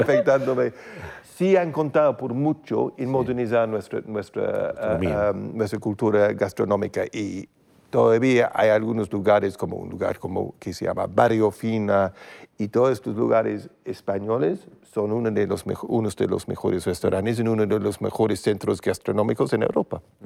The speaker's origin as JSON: {"language": "Spanish", "country": "United Kingdom", "second_language": "Spanish", "said": "en mi país, eh, el Reino Unido"}